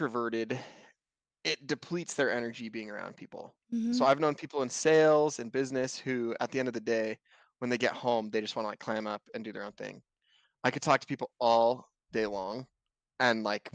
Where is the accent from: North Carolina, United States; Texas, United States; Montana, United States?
Montana, United States; I am from Montana